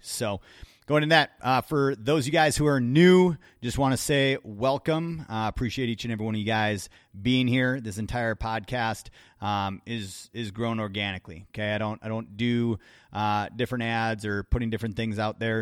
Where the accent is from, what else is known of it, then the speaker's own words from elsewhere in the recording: Wisconsin, United States; growing up in Wisconsin myself